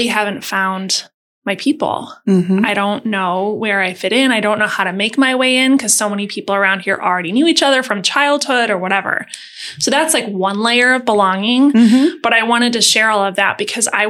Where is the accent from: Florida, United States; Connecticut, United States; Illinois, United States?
Illinois, United States; Wilmette; also born or lived in California / Alabama; I grew up on the North Shore. I grew up in Wilmette.